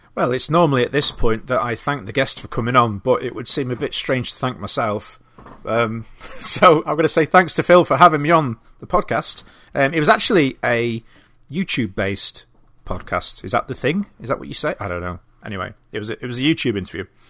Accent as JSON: {"language": "English", "town": "Doncaster", "region": "Yorkshire and the Humber", "country": "United Kingdom", "tie": "born or raised there", "moved": "as an adult", "lives_now": "Knaresborough, United Kingdom", "said": "Not where I'm from, but the town that I live, uh, in Knaresborough. I grew up in Doncaster"}